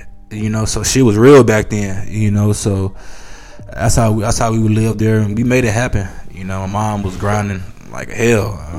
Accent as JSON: {"language": "English", "town": "College Park", "region": "Georgia", "country": "United States", "tie": "born or raised there", "said": "I was born out there at ATL. College Park, you know, ATL, you know what I mean? So some hood ass stuff out there. Yeah. I was a youngster out there though."}